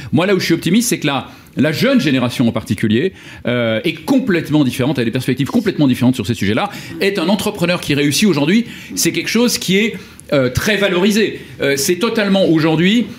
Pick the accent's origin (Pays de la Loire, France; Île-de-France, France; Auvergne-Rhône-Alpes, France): Auvergne-Rhône-Alpes, France; Lyon; moved away; place Gabriel Perry à Lyon, qui est ma ville natale